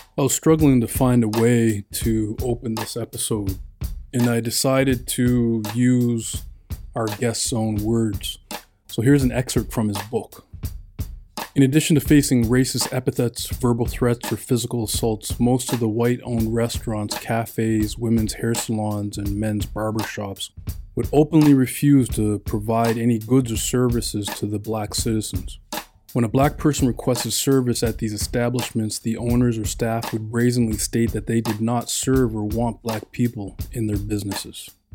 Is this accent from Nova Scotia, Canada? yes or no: yes; Halifax, Nova Scotia, Canada; me and Jay, we grew up in Halifax